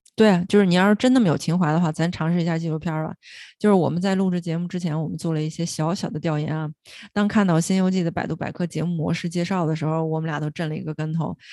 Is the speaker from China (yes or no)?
yes; China; 是我们中国人自己的 I P